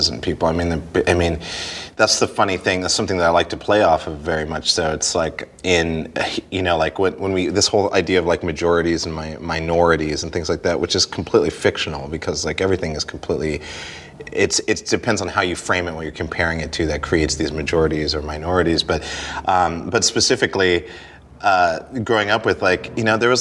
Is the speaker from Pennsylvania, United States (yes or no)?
no; Montana, United States; when I was a kid, I grew up in Montana